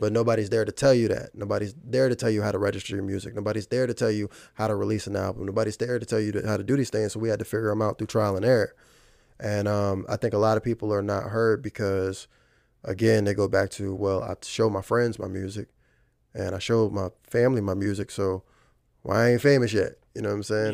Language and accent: English; Fredericksburg, Virginia, United States; moved away as an adult; now in Richmond, United States; I'm from Fredericksburg, Virginia